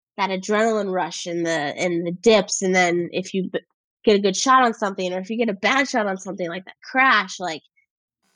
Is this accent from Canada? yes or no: no; Kentucky, United States; I am from Kentucky. Like, I have a very, like, I have an accent a lot of the times.